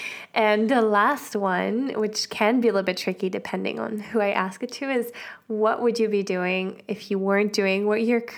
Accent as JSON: {"language": "English", "country": "Switzerland", "said": "Switzerland. Yeah, not from the Alps, but I'm from Switzerland."}